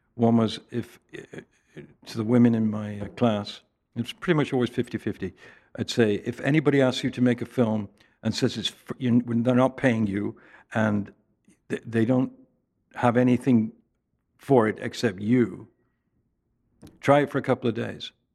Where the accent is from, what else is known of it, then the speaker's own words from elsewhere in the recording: England, United Kingdom; moved away; Growing up in England